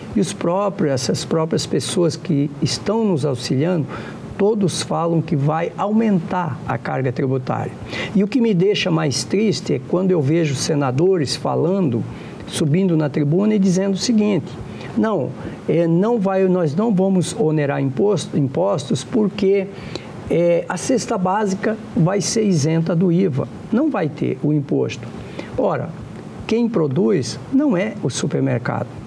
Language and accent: Portuguese; Santa Catarina, Brazil; moved away; also born or lived in Rondônia; É o caso de Santa Catarina, onde eu nasci